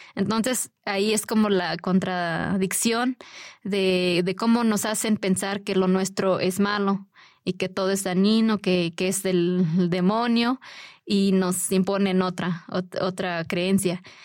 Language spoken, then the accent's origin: Spanish; Puebla, Mexico; Yo soy de una comunidad totonaca de la Sierra Nororiental del estado de Puebla.